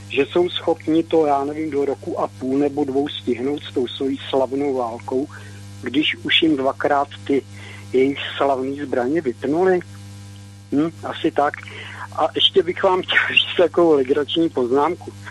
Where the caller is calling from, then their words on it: Česká Lípa, Liberec Region, Czechia; z Český Lípy Zdravím pana VK